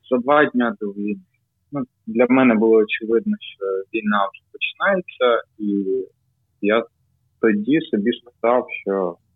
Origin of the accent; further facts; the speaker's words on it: Kyiv, Ukraine; Ukrainian is a second language; Я я народився в Києві, да, в мене батько з Росії, мама з України.